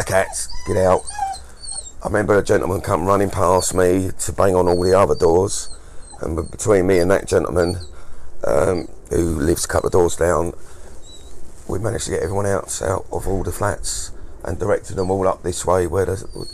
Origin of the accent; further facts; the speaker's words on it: Maidstone, South East England, United Kingdom; I was born in Maidstone. I was born in this town